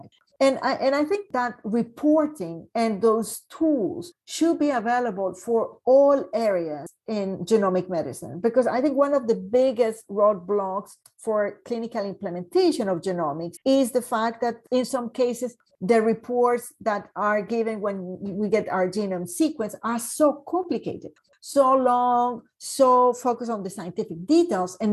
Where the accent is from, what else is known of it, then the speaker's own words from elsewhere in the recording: Colombia; now in Canada; I am from Colombia